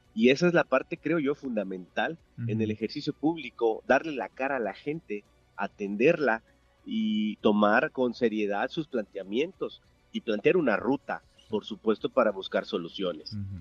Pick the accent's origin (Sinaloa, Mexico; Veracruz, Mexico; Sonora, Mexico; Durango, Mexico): Veracruz, Mexico; el único veracruzano soy yo. Ahí crecí, ahí nací, estudié el kinder, primaria, secundaria, preparatoria.